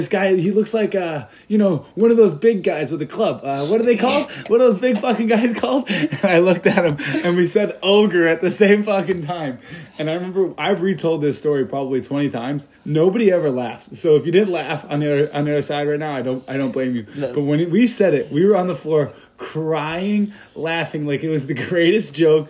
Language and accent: English; Deerfield, Illinois, United States; I am from a northern suburb of Chicago. I'm from Deerfield, Illinois, originally. Grew up in Deerfield, ended up going to Lake Forest High School, graduated from there.